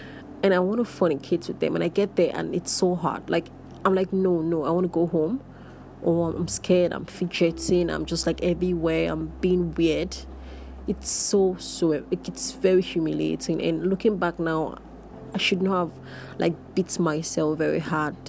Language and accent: English; Nigeria; being queer and being Nigerian